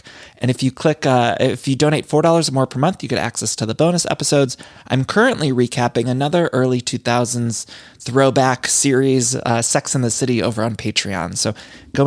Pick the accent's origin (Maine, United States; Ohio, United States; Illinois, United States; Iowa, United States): Ohio, United States; Solon; now in Los Angeles, United States; my hometown of Solon, Ohio.